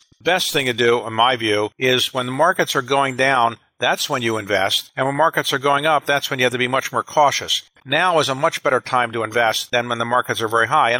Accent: Baltimore, Maryland, United States; I grew up in Baltimore in the United States.

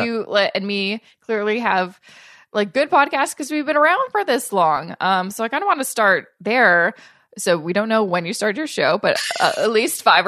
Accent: Canada; as a Canadian

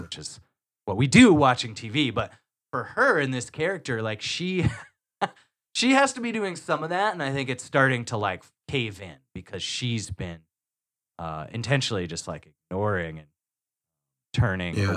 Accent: United States; as an American

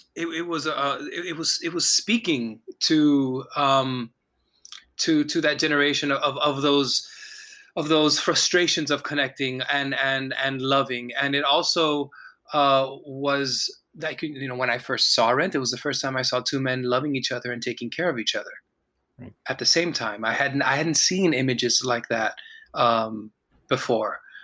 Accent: Miami, Florida, United States; I was born in Miami, Florida, and you know raised in a community

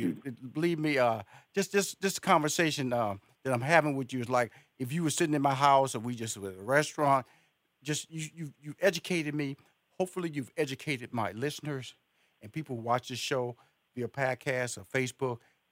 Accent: Houston, Texas, United States; also born or lived in New York / Los Angeles / Chicago; now in Atlanta, United States; Hey, I'm originally from Houston, Texas. I lived in New York for 2 years. Then I moved to L.A., lived in L.A. for 15 years. Then And I moved back to New York, lived there for 2 years, and eventually settled into Atlanta, Georgia.

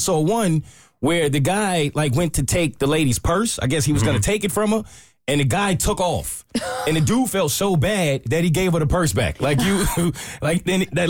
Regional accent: New York, United States; moved away; I'm from New York. We don't just have deers run up on us.

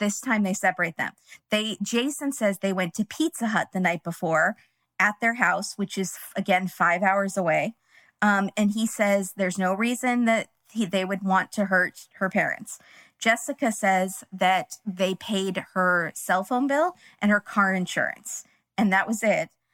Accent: California, United States; we're from California

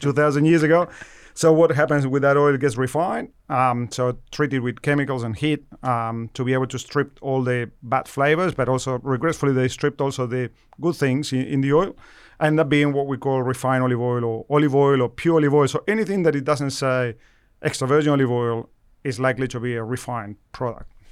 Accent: Argentina; moved away as an adult; now in Australia; I'm originally from Argentina, where I started working as a researcher with olives, you know, over, you know, twenty-five years ago, uh, and moved to Australia

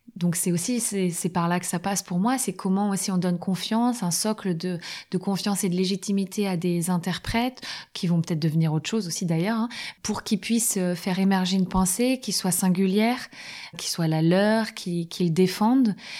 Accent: France

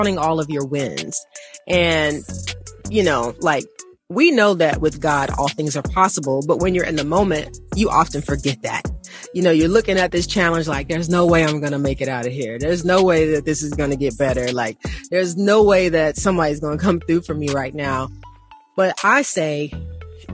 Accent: Atlanta, Georgia, United States; when I was growing up in Atlanta, we are taught to pray for people

